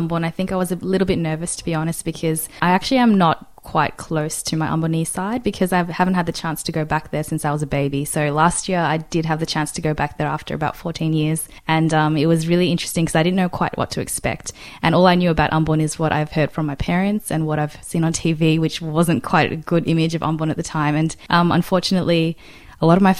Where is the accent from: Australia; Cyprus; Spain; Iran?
Australia; being an Australian coming in there, I felt like quite foreign, even though I know that I'm kind of from there as well. Like my grandpa's from there